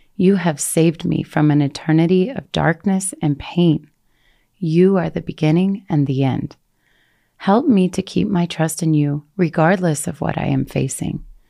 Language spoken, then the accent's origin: English; Colorado, United States; moved away as an adult; I was able to move back to Colorado. I had never wanted to return to the US, let alone to my hometown